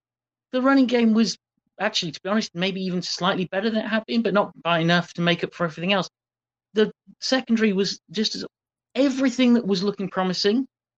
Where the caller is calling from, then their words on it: South East England, United Kingdom; I say good morning because I'm calling from Surrey in the UK, where it's 20 past 4 a.m.